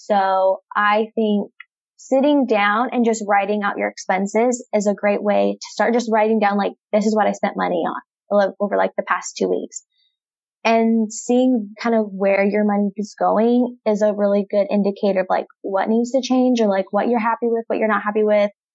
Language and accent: English; Nampa, Idaho, United States; moved away as an adult; now in Bay Area, California, United States; I was born and raised in Nampa, Idaho